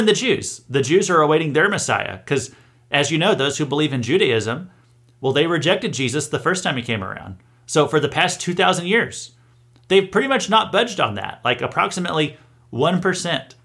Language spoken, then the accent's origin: English; Missouri, United States; I'm from Missouri myself